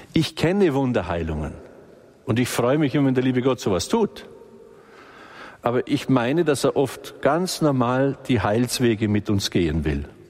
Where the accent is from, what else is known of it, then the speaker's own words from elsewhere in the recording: Balderschwang, Bavaria, Germany; das war bei uns alles nicht so einfach im Balderschwang, weil wir im Außenbereich sind